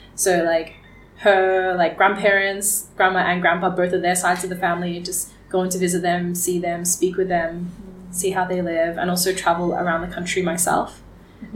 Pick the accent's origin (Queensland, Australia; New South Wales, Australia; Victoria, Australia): Victoria, Australia; Geelong; also born or lived in Melbourne, Australia; now in Vietnam; I do remember growing up in Australia and wondering, how Australian am I?